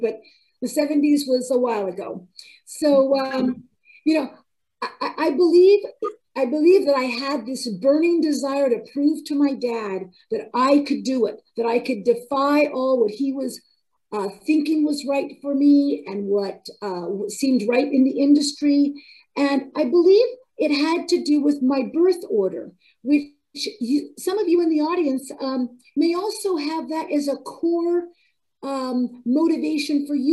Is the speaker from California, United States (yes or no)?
yes; California, United States; moved away as an adult; also born or lived in Ohio; I relocated from California to Ohio, where his dealership was. And, you know, darn it, if I didn't have to start all over again, I had just spent all those years earning the respect as a competent dealer in my hometown